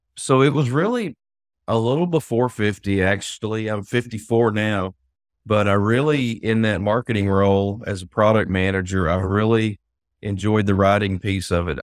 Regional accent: Hartford, Arkansas, United States; I'm sure you can tell by my accent that I've been in Arkansas most of my life. So, moved here when I was about seven

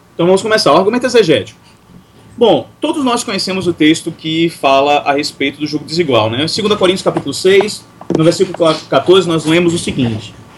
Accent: Recife, Pernambuco, Brazil; now in Teresina, Brazil; para mim que cresci em Recife

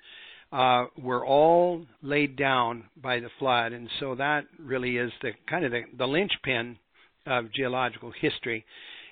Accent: Montana, United States; I grew up in Montana, and that's a rock hound's paradise.

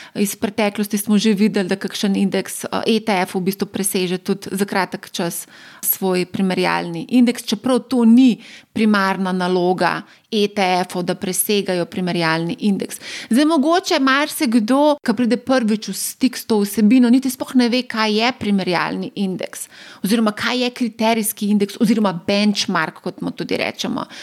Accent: Slovenia; Slovenci smo

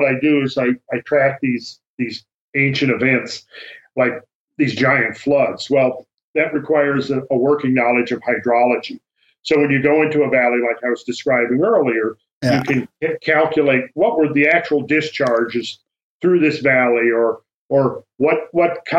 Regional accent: near Minneapolis, Minnesota, United States; moved away; I'm from Minnesota. I grew up in Minnesota

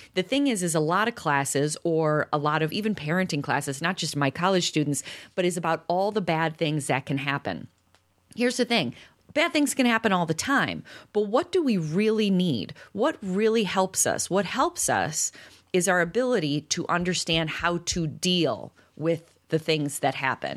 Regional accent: Chicago, Illinois, United States; I'm from Chicago

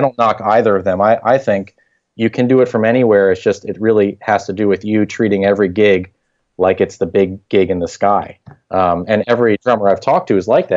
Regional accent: Harrisburg, Pennsylvania, United States; I grew up in Harrisburg, Pennsylvania. That's where I was raised and went to school.

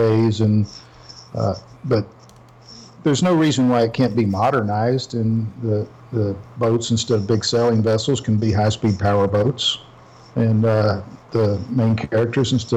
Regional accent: Melbourne, Florida, United States; also born or lived in Marathon, Florida / Cozumel, Mexico; I grew up in Melbourne, Florida

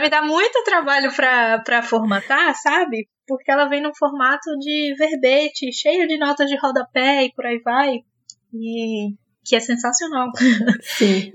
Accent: Recife, Pernambuco, Brazil; sou de Recife

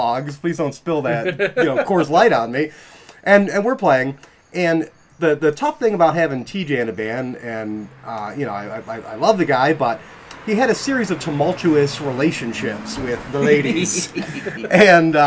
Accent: North Tonawanda, New York, United States; I grew up in North Tonawanda.

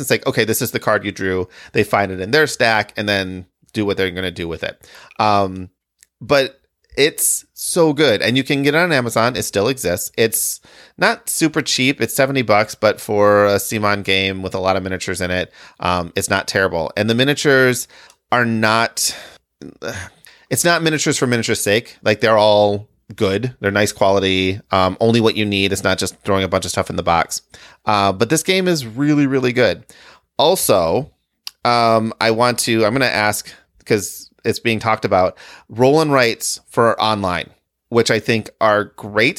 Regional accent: Midwest, United States; also born or lived in Michigan / Illinois / Wisconsin; I have always lived in the Midwest, so Michigan, Illinois, Wisconsin

